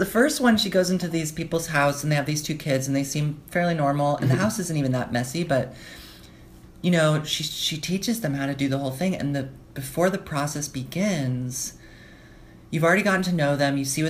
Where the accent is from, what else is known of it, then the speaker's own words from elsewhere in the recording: United Kingdom; I'm British.